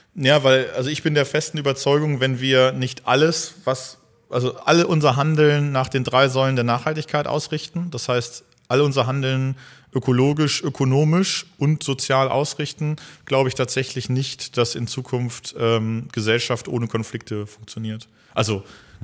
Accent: North Rhine-Westphalia, Germany; now in Hildesheim, Germany; ich bin gebürtiger ähm, Niederrheiner also meine Familie kommt mhm. auch komplett vom Niederrhein

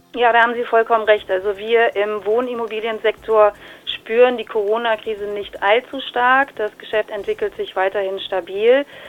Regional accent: Berlin, Germany; als gebürtige Berlinerin

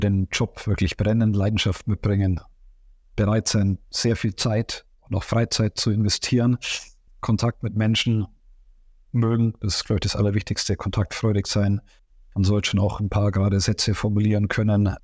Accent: Augsburg, Bavaria, Germany; ich komme aus Augsburg und der FC Augsburg liegt mir am Herzen

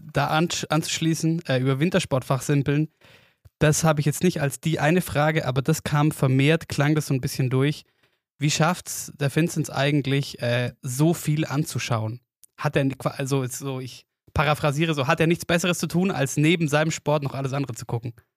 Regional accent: Oberstdorf, Bavaria, Germany; bei uns daheim in Oberstdorf

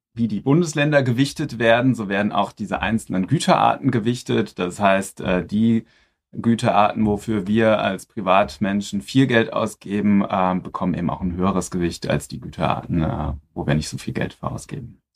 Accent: Frankfurt am Main, Hesse, Germany; also born or lived in Berlin / Mainz; komme aus Frankfurt am Main, äh, nicht weit von hier. Dort bin ich geboren und inzwischen lebe ich da auch wieder.

